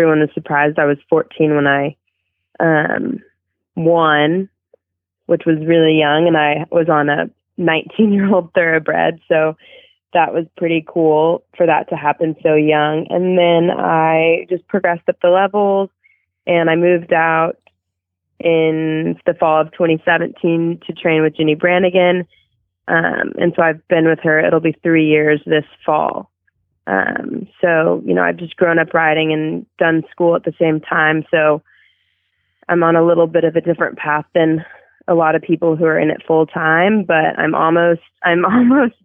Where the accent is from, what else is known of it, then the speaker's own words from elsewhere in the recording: Azle, Texas, United States; I was born in Azle, Texas, which is maybe 15 minutes outside of Fort